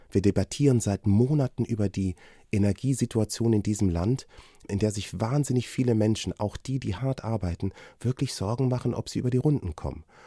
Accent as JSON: {"language": "German", "country": "Germany", "tie": "born or raised there", "said": "Ich bin in Deutschland geboren und hier aufgewachsen"}